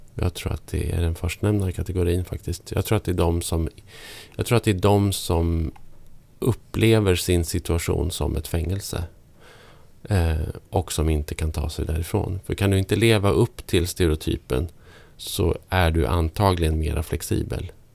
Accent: Norrland, Sweden; Peter Stormare som, ja. som jag kommer från samma by som

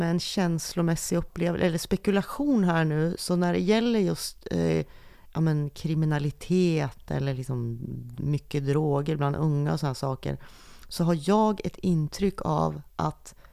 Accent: Sundsvall, Västernorrland County, Sweden; alltså jag pratar just nu så hör man ju att jag kommer från Sundsvall

